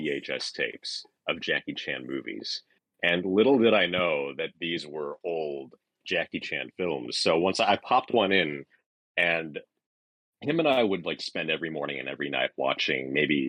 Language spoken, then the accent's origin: English; New York, United States; I was born in New York